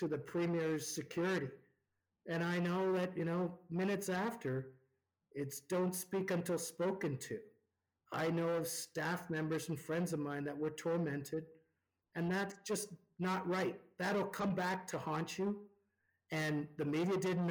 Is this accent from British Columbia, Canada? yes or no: no; Ontario, Canada; now in Alberta, Canada; When I grew up in Ontario